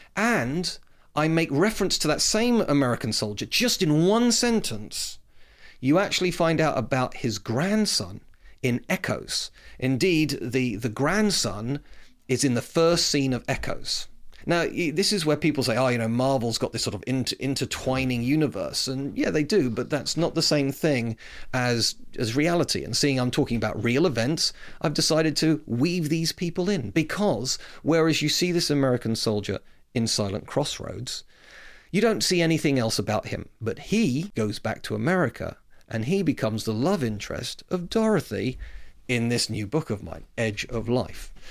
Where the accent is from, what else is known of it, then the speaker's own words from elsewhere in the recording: United Kingdom; I'm proud Brit